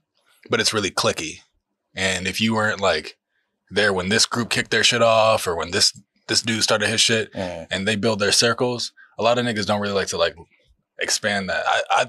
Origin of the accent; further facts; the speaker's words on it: Harrisburg, Pennsylvania, United States; born there; also born or lived in Pittsburgh / Georgia; So I was born in Pennsylvania, Harrisburg, Pennsylvania. Then I lived there for a couple of years, moved to Pittsburg, lived there for a couple of years, moved to Georgia.